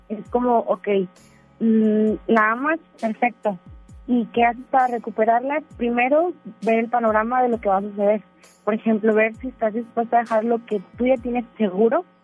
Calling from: Monterrey, Nuevo León, Mexico; De Monterrey.

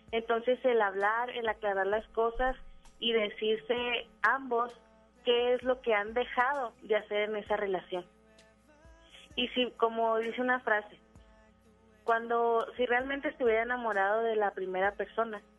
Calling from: Cuauhtémoc, Chihuahua, Mexico; De Ciudad Cuauhtémoc, Chihuahua.

